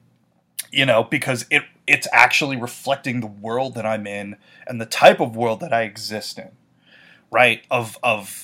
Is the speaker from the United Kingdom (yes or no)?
no; New York, United States; a city like New York, as cliche as it is, my hometown